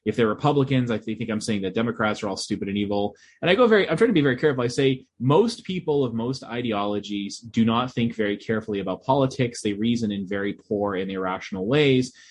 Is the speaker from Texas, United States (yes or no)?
no; Boston, Massachusetts, United States; I'm originally from the Boston area, but I don't have a Boston accent.